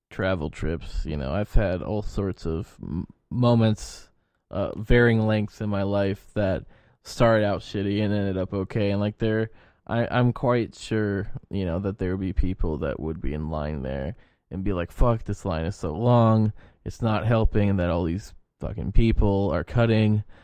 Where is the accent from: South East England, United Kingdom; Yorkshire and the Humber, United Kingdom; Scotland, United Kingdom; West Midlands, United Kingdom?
Yorkshire and the Humber, United Kingdom; As a Yorkshire man, I said no.